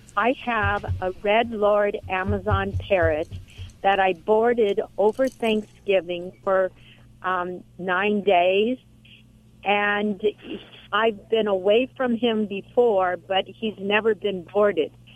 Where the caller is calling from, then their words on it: Huntington Beach, California, United States; I'm calling from Huntington Beach, oh, California.